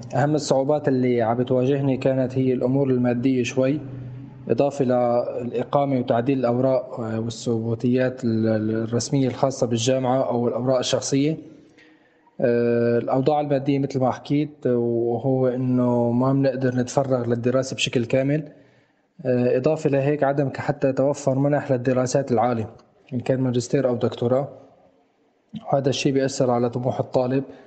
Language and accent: Arabic; Syria; now in Lebanon; أنا طالب سوري بجامعة الجنان